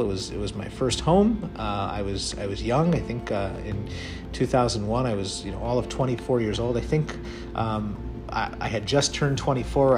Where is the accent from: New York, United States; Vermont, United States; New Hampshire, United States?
New York, United States; New York City; moved away as an adult; now in Midwest, United States; born and raised in Brooklyn